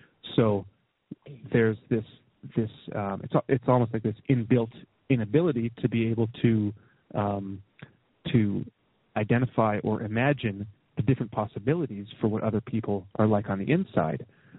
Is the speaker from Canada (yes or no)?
yes; Canada; I can look at my leader, you know, as a Canadian, like Stephen Harper